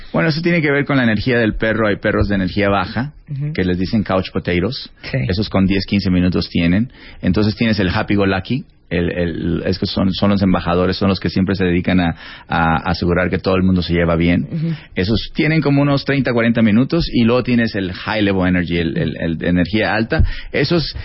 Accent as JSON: {"language": "Spanish", "region": "Sinaloa", "country": "Mexico", "moved": "as an adult", "said": "yo soy mexicano"}